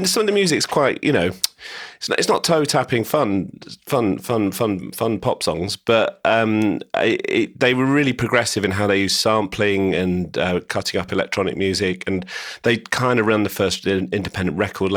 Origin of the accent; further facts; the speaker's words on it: St Albans, East of England, United Kingdom; moved away as an adult; now in London, United Kingdom; I grew up in St Albans, which kind of doesn't have much decent, exciting countryside around it.